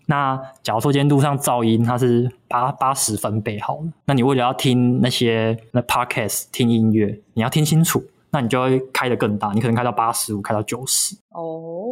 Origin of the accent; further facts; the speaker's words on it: Kaohsiung, Taiwan; moved away; 我老家在高雄